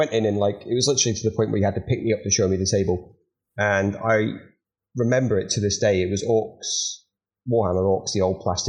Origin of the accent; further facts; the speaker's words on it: Edinburgh, Scotland, United Kingdom; So you won't note for my accent too much, but I am actually Scottish. So I grew up in Edinburgh.